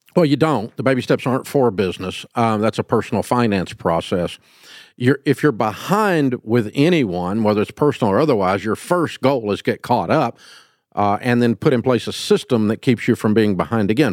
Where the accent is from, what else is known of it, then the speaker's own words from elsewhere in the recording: the South, United States; I'm from the South